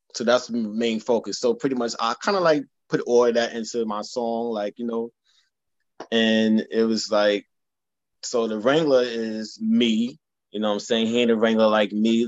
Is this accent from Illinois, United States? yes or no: no; New York City, New York, United States; now in Harlem, New York City, United States; I'm originally from the Bronx, living in Harlem now, Harlem affiliated